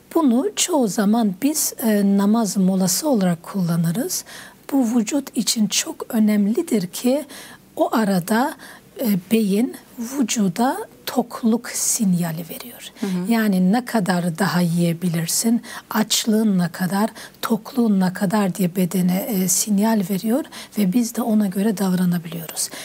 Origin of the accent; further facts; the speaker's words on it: Bayburt, Turkey; ben Bayburtluyum, Erzurum tarafı, Bayburt tarafı